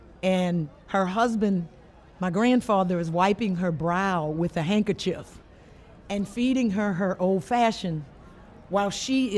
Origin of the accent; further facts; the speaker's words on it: South Louisiana, United States; I'm from South Louisiana. I grew up on the bayou